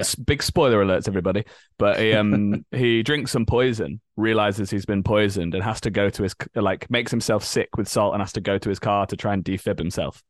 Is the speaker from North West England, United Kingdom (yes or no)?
no; Leeds, Yorkshire and the Humber, United Kingdom; moved away as an adult; now in London, United Kingdom; I grew up in Leeds in the north of England.